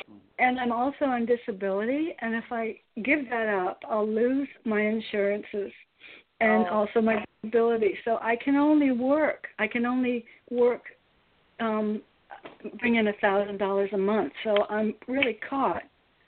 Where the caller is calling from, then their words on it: Connecticut, United States; I'm in Connecticut.